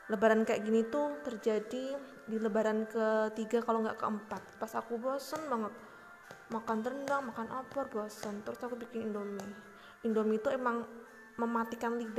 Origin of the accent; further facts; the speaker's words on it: Purworejo, Central Java, Indonesia; di kotaku sendiri ya uh, kemarin aku baca di salah satu media di internet ada berita gitu tentang uh, katanya Purworejo akan memperpanjang masa PSBB.